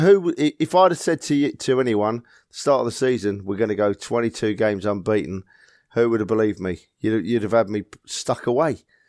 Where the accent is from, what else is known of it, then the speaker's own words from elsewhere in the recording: London, United Kingdom; born and bred in North London